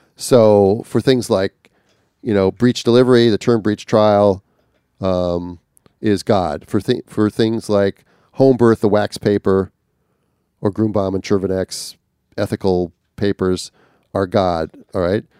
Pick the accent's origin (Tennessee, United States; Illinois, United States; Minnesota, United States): Minnesota, United States; northern; northern Minnesota because it was, it's my home state